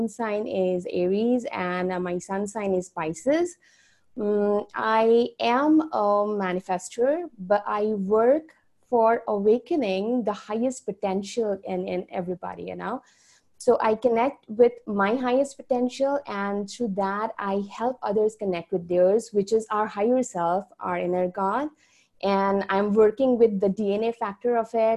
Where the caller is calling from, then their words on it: India; I'm in India. I'm calling from there.